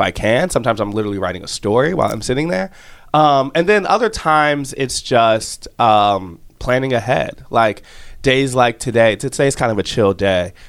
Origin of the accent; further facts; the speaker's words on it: outside Chicago, Illinois, United States; I'm from outside Chicago in the suburbs